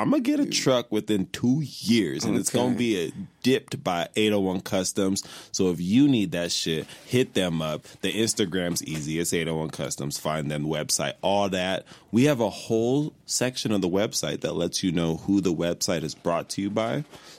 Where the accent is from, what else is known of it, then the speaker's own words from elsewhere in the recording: Nigeria; We give out titles. We're Nigerian.